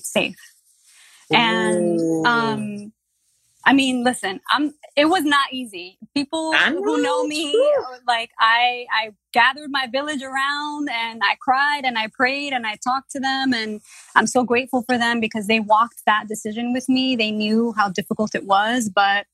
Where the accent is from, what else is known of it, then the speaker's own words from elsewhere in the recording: New York City, New York, United States; As a Latina growing up in the Bronx, growing up poor